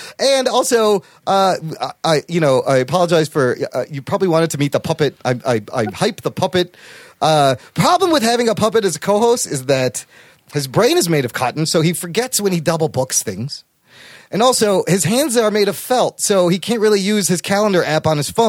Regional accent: Pakistan; I was born a little brown boy. Like, I'm Pakistani, and then I'm completely white.

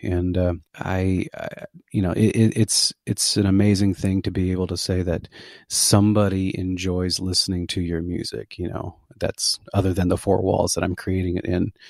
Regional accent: McAllen, Texas, United States; also born or lived in Denton, Texas / Dallas, Texas; now in Lago Vista, United States; I'm originally from McAllen, Texas. That's my that's where I was born. It's my home

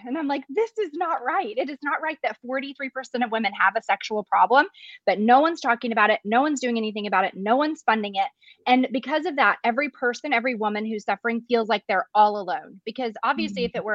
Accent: Arkansas, United States; moved away as an adult; now in Dallas, United States; I'm from Arkansas, but I came to Dallas for my medical residency

